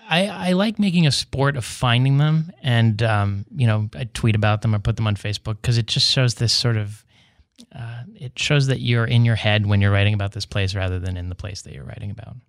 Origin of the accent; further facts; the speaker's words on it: West Virginia, United States; in West Virginia, my home state